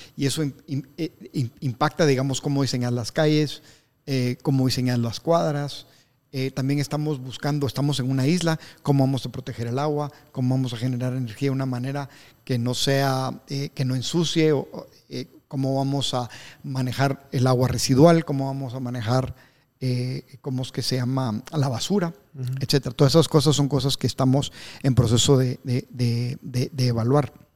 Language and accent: Spanish; Guatemala; Yo como soy chapín